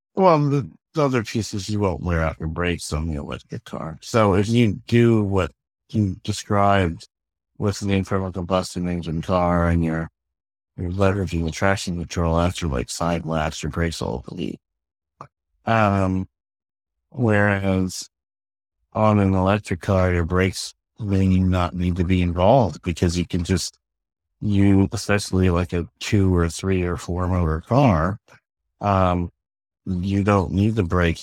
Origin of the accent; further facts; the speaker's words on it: Pennsylvania, United States; I grew up in Pennsylvania